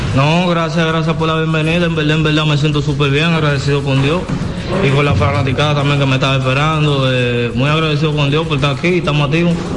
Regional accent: San Pedro de Macorís, Dominican Republic; estoy aquí en mi pueblo, ¿me entiendes? En mi pueblo natal

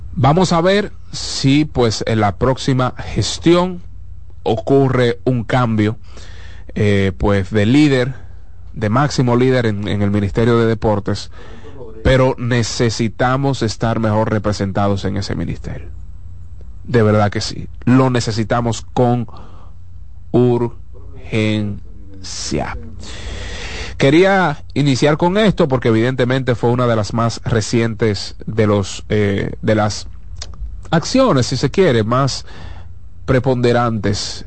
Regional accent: Dominican Republic; Eso es lo que nos representa como dominicanos

